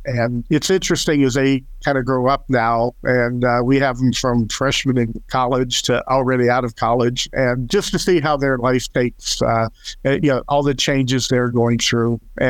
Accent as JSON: {"language": "English", "region": "Texas", "country": "United States", "said": "I told them I was from Texas"}